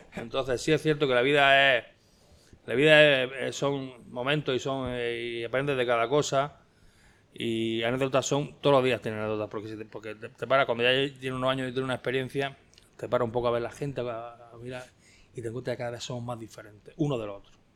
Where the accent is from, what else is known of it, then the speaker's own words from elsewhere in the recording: Spain; also born or lived in Almería; soy español